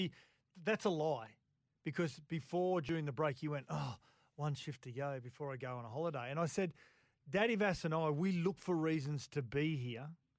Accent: Balgownie, New South Wales, Australia; So I'm from Balgowney.

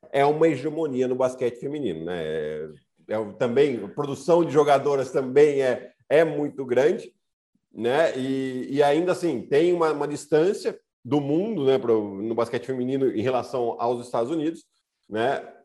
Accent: Piracicaba, São Paulo, Brazil; Eu cresci vendo ela jogar lá em Piracicaba também

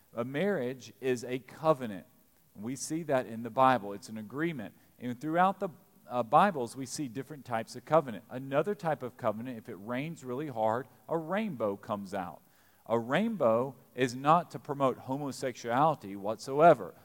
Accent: Eastern Kentucky, United States; now in Lexington, United States; we're from Eastern Kentucky

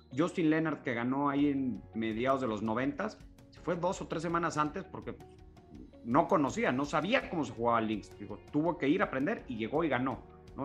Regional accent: Mexico; nosotros como, como mexicanos

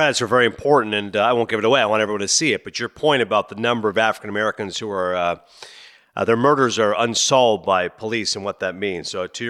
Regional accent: Toronto, Ontario, Canada; as a Canadian from Toronto

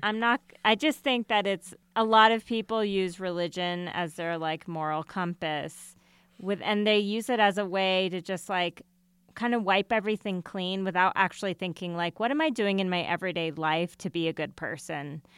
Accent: United States

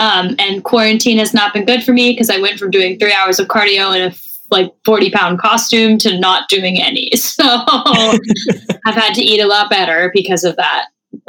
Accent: Canada; I feel like I could bond with her over the fact that we're French Canadian.

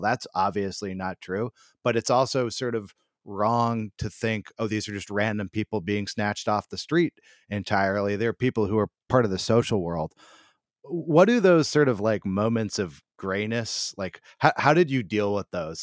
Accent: United States; as an American

